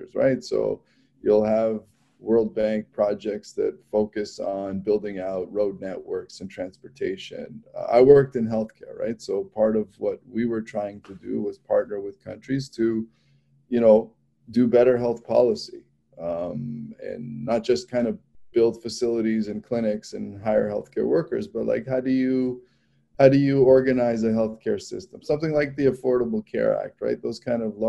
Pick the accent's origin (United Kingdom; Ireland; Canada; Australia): Canada; Toronto, Ontario; also born or lived in Washington, D.C.; now in Chicago, United States; So I'm Canadian. I mean, I grew up in Toronto